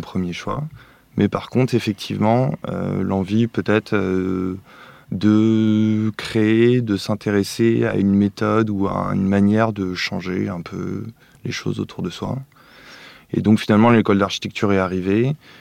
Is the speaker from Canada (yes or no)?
no; Paris, Île-de-France, France; j'ai grandi plutôt à Paris